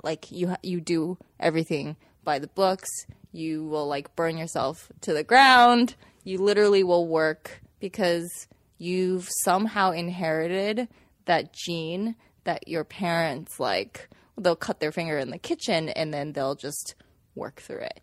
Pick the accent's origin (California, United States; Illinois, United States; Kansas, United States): Kansas, United States; Manhattan; also born or lived in Xi'an, China; I came from Xi'an when I was six years old, and we lived in Kansas